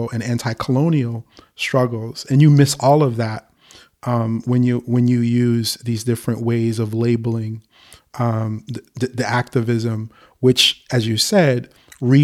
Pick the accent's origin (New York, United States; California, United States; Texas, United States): New York, United States; New York City; we're both from Harlem. We went to the middle school, Manhattan East